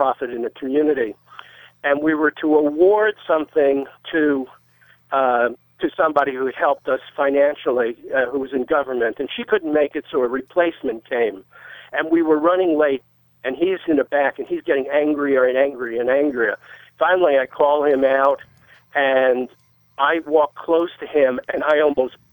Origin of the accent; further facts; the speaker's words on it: New York, United States; I grew up in New York